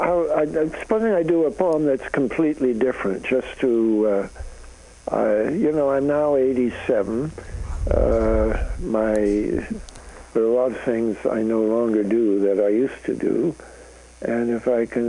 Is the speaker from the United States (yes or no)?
no; Canada; moved away; I'm a Canadian